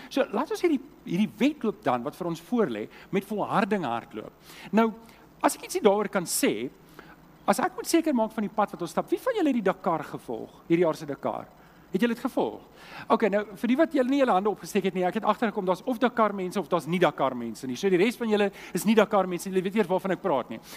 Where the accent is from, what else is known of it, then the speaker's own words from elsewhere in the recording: Germiston, Gauteng, South Africa; also born or lived in Leondale; now in Cape Town, South Africa; ek het groot geword in Germiston